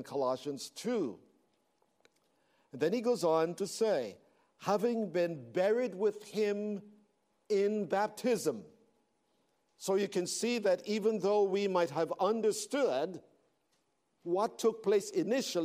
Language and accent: English; Belize; moved away; I was born in Central America